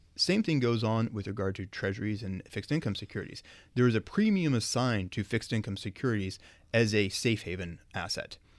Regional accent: Oklahoma, United States; moved away; I'm from Oklahoma

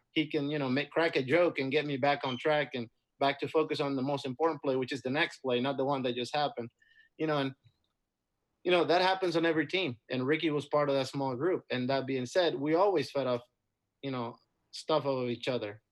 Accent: Dominican Republic; moved away as an adult; also born or lived in Florida; Growing up in the Dominican was great. I had a great, you know, upbringing and a great childhood

